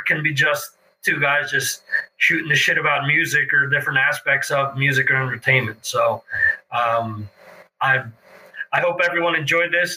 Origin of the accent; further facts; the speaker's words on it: Dover, New Jersey, United States; growing up in Morris County in, in Dover, we had our fireworks every year